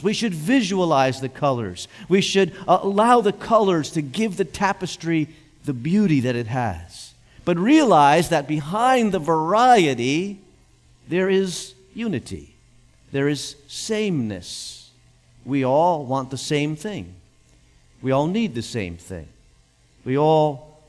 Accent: United States; I feel blessed to have been born in this nation.

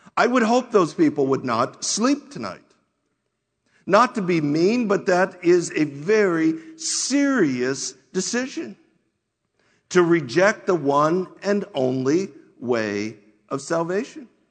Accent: United States; we as American Christians

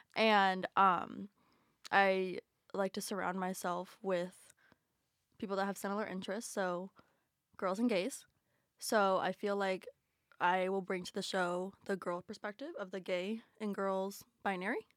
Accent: Georgia, United States; moved away as an adult; also born or lived in Philadelphia, Pennsylvania; I'm from Georgia

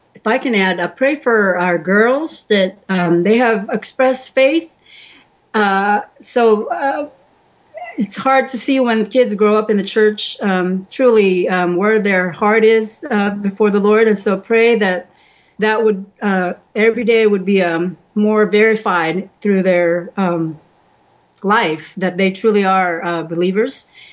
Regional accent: United States; moved away as an adult; now in Croatia; I'm the only Asian in the whole uh, county probably and uh, um, being American

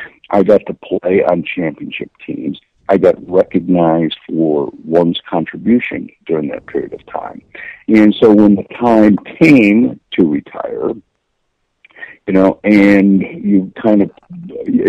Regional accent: Midwest, United States; I'm from the Midwest. I'm a blue-collar kid.

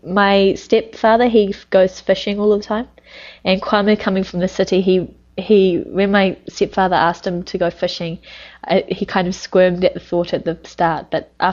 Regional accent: New Zealand; moved away; I'm from New Zealand, a Western country, and I'm from the country

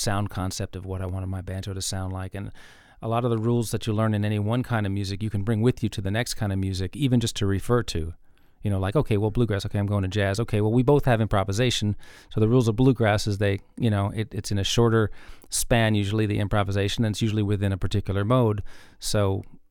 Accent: New York City, New York, United States; moved away as an adult; also born or lived in Tennessee; growing up in New York

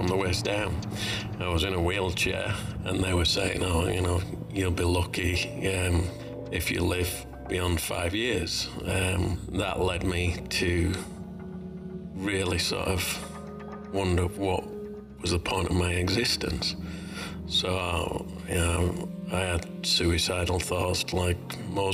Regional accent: Leeds, Yorkshire and the Humber, United Kingdom; moved away as an adult; now in Australia; I was born in Leeds, Yorkshire, in the UK. Moved over to Australia in 1995, but this is where I call home.

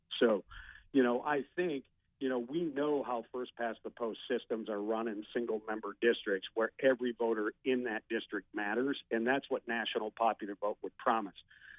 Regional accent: Minnesota, United States

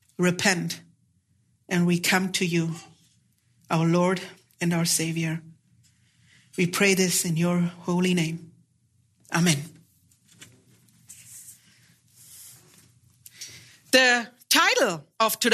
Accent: Germany; I'm from Germany. I fly about 13 to 14 hours out here for the seminary

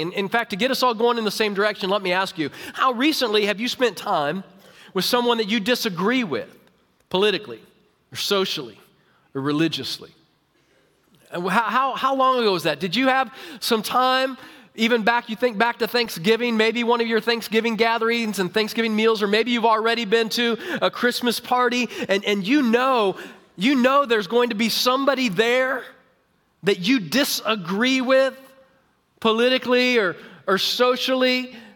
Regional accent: Overland Park, Kansas, United States; I grew up in Kansas. Uh, I grew up in Kansas City, uh, Overland Park, Olathe area

